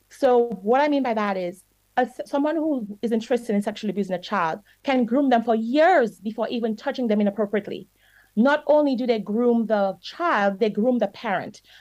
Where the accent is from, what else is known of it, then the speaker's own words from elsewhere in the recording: Dominica; I grew up in Dominica. And here's the problem one of the problems I, I believe I experienced as a child. Parents, some parents in Dominica are very strict.